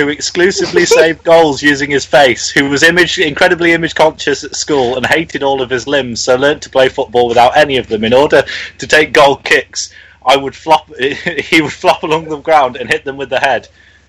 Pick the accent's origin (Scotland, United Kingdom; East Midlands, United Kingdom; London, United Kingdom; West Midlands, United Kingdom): West Midlands, United Kingdom; Telford; Hi, I'm somebody from Telford